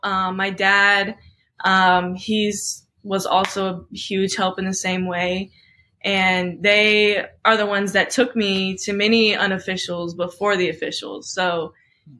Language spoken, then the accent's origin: English; Oklahoma, United States; I was born in Oklahoma.